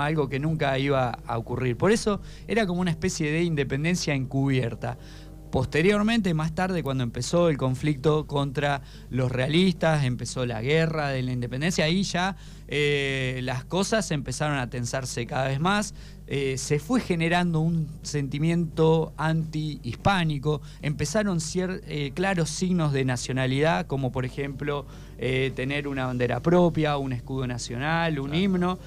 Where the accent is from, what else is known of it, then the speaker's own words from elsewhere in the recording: Argentina; Nuestro país